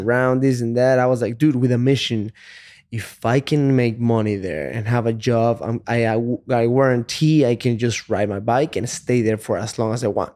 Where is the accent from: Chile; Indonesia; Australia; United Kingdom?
Chile; English is a second language; moved away as an adult; also born or lived in Texas / California; now in United States; I was born in Chile. When I was twenty years old, I moved to the States just to work as a salesman